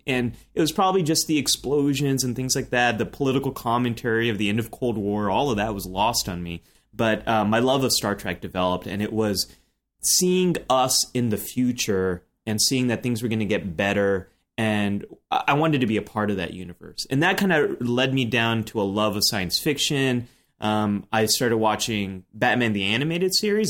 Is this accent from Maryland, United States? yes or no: no; Silicon Valley, California, United States; grew up in Silicon Valley